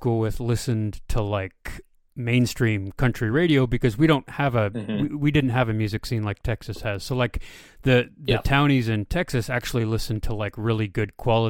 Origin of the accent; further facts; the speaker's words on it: rural Ontario, Canada; moved away; where I grew up in Canada, sort of in the rural parts of Ontario